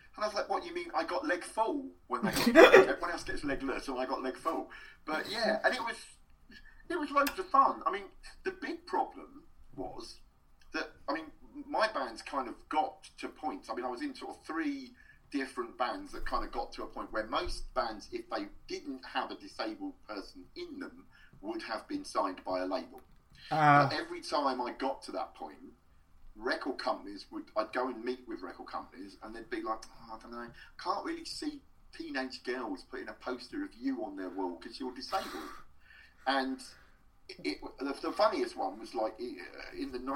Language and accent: English; Luton, East of England, United Kingdom; a pub in my hometown of Luton called the Blockers Arms